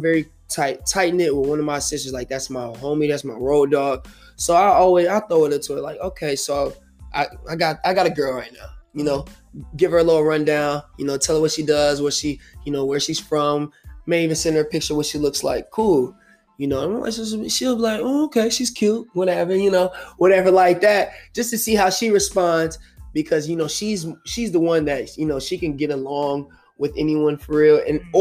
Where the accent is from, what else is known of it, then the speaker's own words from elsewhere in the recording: Sierra Leone; I'm from Sierra Leone